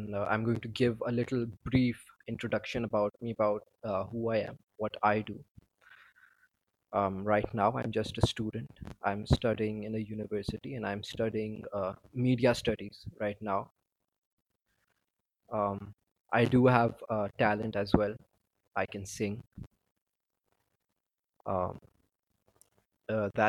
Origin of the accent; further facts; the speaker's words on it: Pakistan; I'm from Pakistan